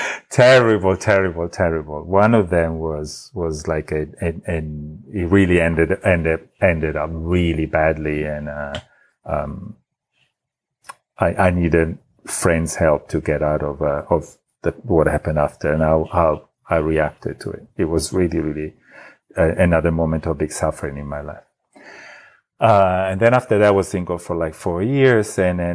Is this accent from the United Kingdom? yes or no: no; Italy; accent: Italian; English is a second language; now I have an Italian accent, but in Italy, I even did, acting to polish my accent. And, so I had a neutral Italian accent. I removed the original.